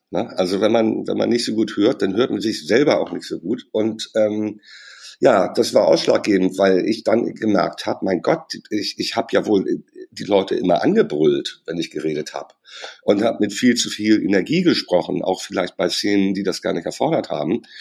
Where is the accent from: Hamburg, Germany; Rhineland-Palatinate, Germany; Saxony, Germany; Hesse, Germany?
Hamburg, Germany; ich komme aus Hamburg und da redet man halt so miteinander.